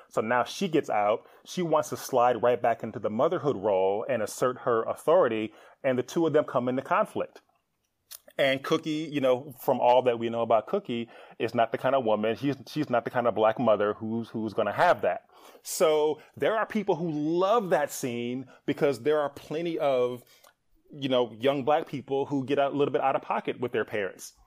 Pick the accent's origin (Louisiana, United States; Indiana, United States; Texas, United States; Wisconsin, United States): Wisconsin, United States; Milwaukee; moved away as an adult; also born or lived in Atlanta; I was born and raised in Milwaukee, Wisconsin